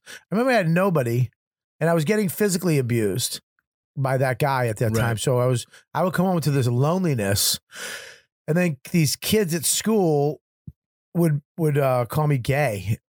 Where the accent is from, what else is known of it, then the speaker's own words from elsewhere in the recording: Medford, Massachusetts, United States; I grew up in Medford